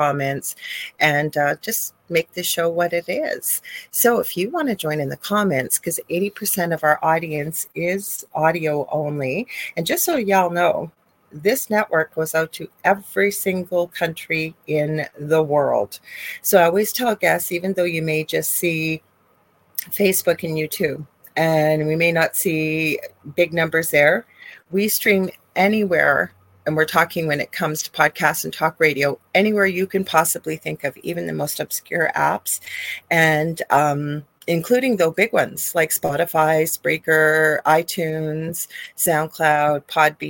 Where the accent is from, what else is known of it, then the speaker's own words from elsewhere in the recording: Canada; I am a Canadian spiritual medium